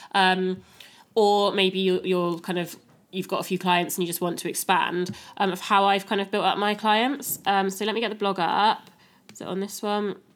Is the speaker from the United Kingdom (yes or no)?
yes; Wiltshire, South West England, United Kingdom; also born or lived in Cardiff; now in Newport, United Kingdom; I'm from Wiltshire, moved to Cardiff, um, live in Newport now